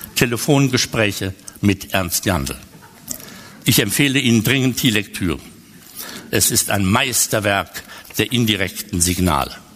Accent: Westerwald, Germany; also born or lived in Cologne; Ich bin im Westerwald aufgewachsen und dieses Elternhaus gibt es

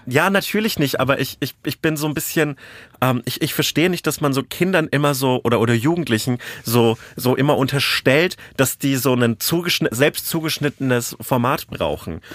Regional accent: Bamberg district, Bavaria, Germany; moved away; in meiner Heimatregion, die auch ein massives Nazi-Problem hat

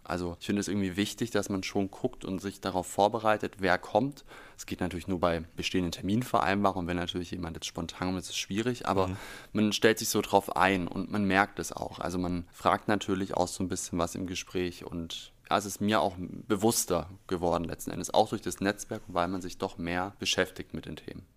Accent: near Stuttgart, Baden-Württemberg, Germany; moved away as an adult; now in Berlin, Germany; ich komme aus der Nähe von Stuttgart, war da angestellt und bin ja jetzt hier seit 2020

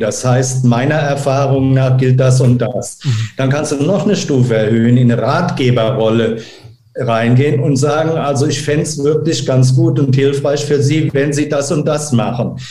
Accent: Germany; auch als Deutscher

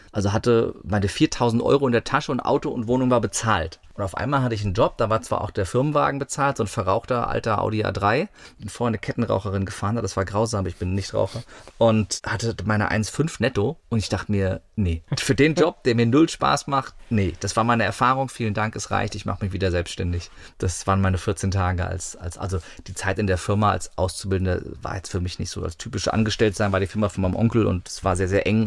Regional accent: near Wiesbaden, Hesse, Germany; In der Nähe von Wiesbaden. Ich bin in Wiesbaden geboren. Das ist so die Großstadt, die es war, wenn es hieß, wir fahren heute in die Stadt oder so als Kind. Aber es war auf dem Dorf, also eine Viertelstunde von Wiesbaden

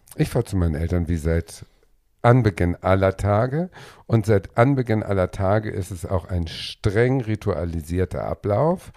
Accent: Schleswig-Holstein, Germany; Das Gut ist ja sechs Kilometer von meinem Heimatort entfernt

